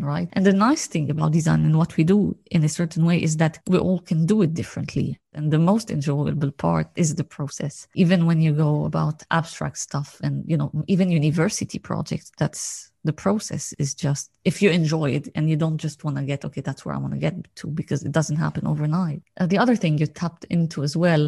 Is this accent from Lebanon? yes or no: yes; Lebanon; I come from Lebanon